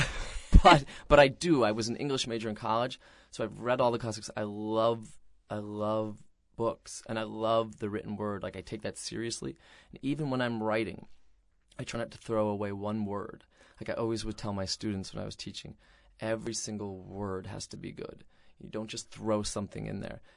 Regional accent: Mystic, Connecticut, United States; in Mystic, Connecticut, where I grew up

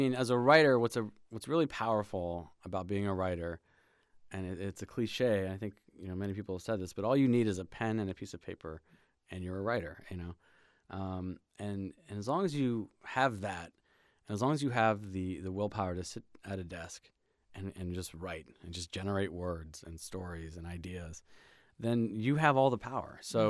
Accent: Germany; born there; also born or lived in Hawaii / Indiana / Virginia / Brussels; So I was born in Germany to an Ecuadorian father and an English mother, and kind of grew up all sorts of places. Grew up in, I lived in Hawaii and in Indiana, Virginia, back to Germany, Brussels, Belgium, back to Germany

